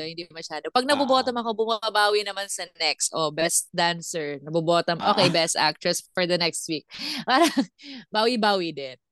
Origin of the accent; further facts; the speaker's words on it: Visayas, Philippines; accent: Bisaya; Tagalog is a second language; moved away; Ako hindi ako nagtatagalog kasi Bisaya ako